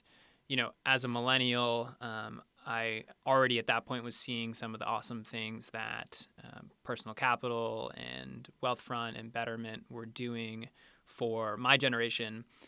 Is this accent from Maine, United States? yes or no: yes; Leeds, Maine, United States; So I grew up in Leeds, Maine, a zero stoplight town, and went to Penn for undergrad.